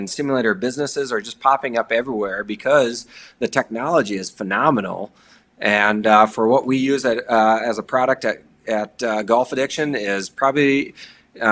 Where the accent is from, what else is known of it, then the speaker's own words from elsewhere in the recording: Sioux Falls, South Dakota, United States; now in Fargo, United States; I am from Sioux Falls, South Dakota.